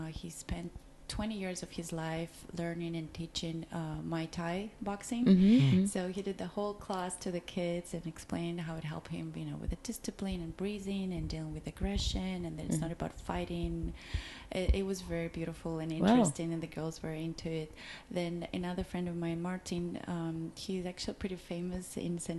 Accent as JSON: {"language": "English", "country": "Belarus", "moved": "yes", "said": "I'm from Belarus"}